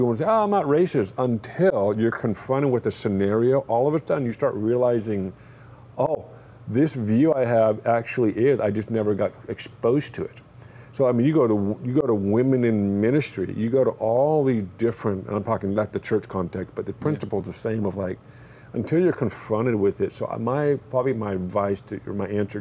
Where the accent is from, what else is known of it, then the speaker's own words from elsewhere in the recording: California, United States; I lived in California pretty much my entire life, I'm an American